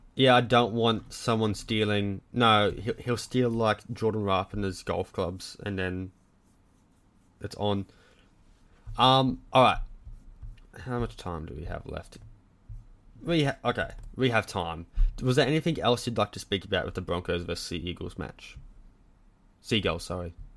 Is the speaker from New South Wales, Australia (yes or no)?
no; Cloncurry, Queensland, Australia; I'm from Cloncurry.